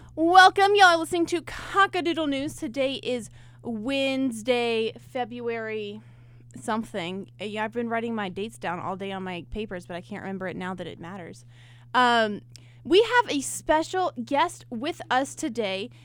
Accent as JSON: {"language": "English", "town": "Rock Hill", "region": "South Carolina", "country": "United States", "said": "I'm from Rock Hill"}